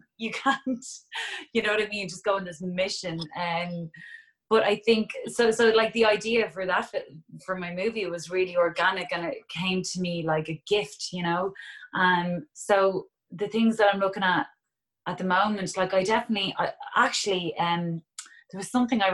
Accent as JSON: {"language": "English", "town": "Dublin", "region": "Leinster", "country": "Ireland", "tie": "born or raised there", "said": "it's my hometown"}